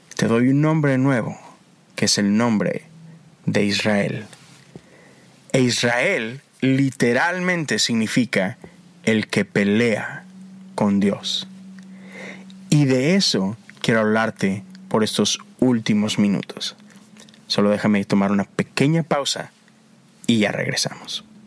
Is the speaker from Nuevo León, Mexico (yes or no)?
yes; Monterrey, Nuevo León, Mexico; moved away as an adult; now in United States; Yo soy de Monterrey, crecí allá